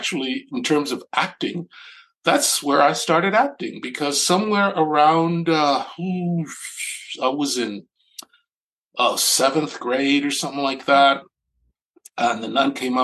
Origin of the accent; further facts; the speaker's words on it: Panama; now in United States; I'm not from this country. I grew up in Panama.